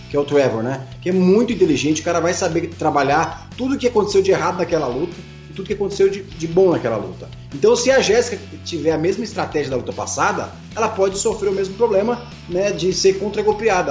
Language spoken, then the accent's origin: Portuguese; Brazil; sou brasileiro